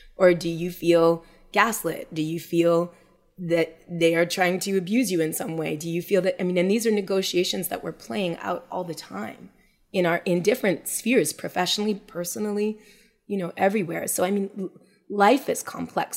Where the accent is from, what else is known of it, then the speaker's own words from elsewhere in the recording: Montreal, Quebec, Canada; we we were both born and raised in Montreal